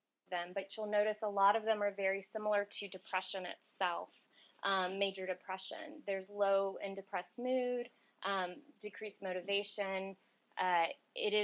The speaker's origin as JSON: {"language": "English", "town": "Austin", "region": "Texas", "country": "United States", "tie": "born or raised there", "said": "I'm born and raised in Austin"}